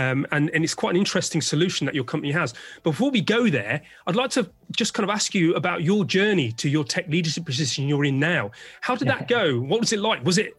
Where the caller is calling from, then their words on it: London, United Kingdom; IT Labs Chief Talking Officer, and I'm speaking from London, UK.